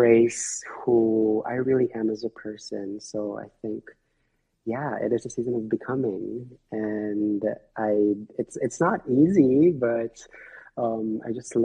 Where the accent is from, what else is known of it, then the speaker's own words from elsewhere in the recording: Manila, Metro Manila, Philippines; now in Hawaii, United States; I am a Filipino immigrant here in Hawaii, born and raised in Manila, Philippines.